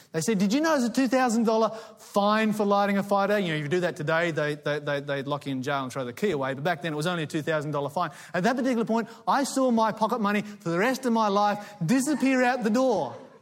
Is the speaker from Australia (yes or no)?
yes; Tasmania, Australia; I grew up in Tasmania, the Promised Land.